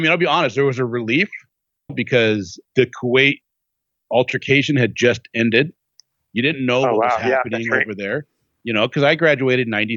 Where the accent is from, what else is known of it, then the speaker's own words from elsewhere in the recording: United States; I love being an American.